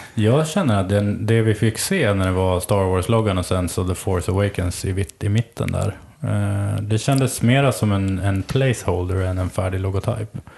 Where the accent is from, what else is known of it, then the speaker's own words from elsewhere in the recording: Sweden; jag kommer ifrån Sverige och jag levde på 80-talet